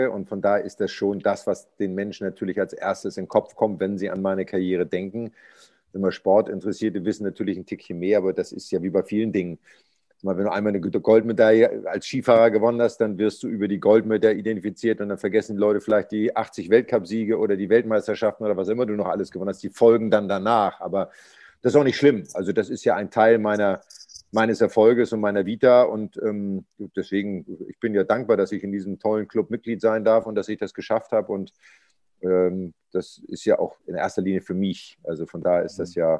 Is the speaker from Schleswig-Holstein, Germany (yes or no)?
yes; Pinneberg, Schleswig-Holstein, Germany; born there; Ich bin in Pinneberg geboren, bin ja aber nur im Krankenhaus geboren und habe dann in einem Zaun gelebt.